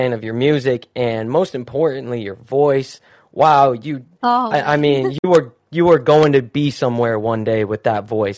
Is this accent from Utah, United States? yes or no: yes; Salt Lake City, Utah, United States; moved away as an adult; now in Southern California, United States; I am from Salt Lake City, born and raised.